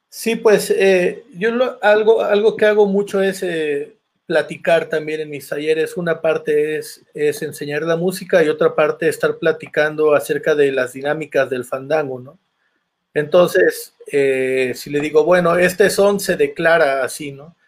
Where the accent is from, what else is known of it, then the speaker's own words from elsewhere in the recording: Santiago Tuxtla, Veracruz, Mexico; also born or lived in Xalapa, Veracruz; now in Mexico City, Mexico; yo soy de Santiago Tuzcla, ahorita estoy viviendo en la, en la Ciudad de México